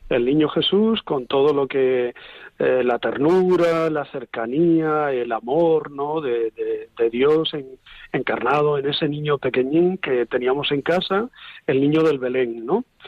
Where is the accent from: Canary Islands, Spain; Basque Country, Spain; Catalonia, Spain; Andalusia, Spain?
Canary Islands, Spain; Santa Cruz de Tenerife; moved away; also born or lived in Covadonga; Yo soy canario, sí. Nací en Santa Cruz de Tenerife. Eh, mi familia siempre ha vivido en un barrio de la capital que se llama María Jiménez